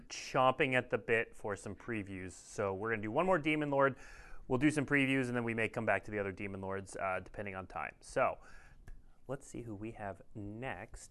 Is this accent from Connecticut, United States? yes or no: no; Minnesota, United States; I'm from Minnesota